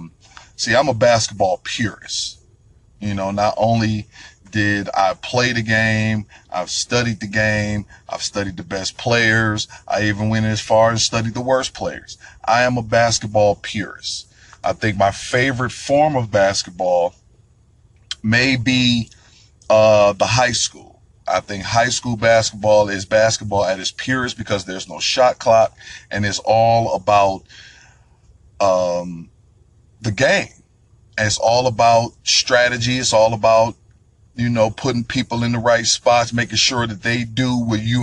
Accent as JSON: {"language": "English", "town": "Detroit", "region": "Michigan", "country": "United States", "said": "I'm from Detroit, Michigan, 313."}